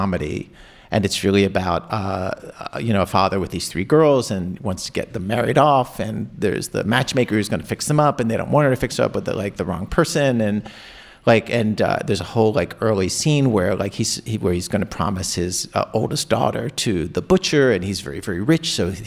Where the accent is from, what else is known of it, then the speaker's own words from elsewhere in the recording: Baltimore County, Maryland, United States; growing up in Baltimore County